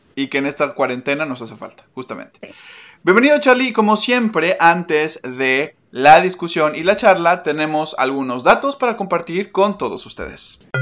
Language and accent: Spanish; Mexico; moved away as an adult; now in Paris, France; soy mexicano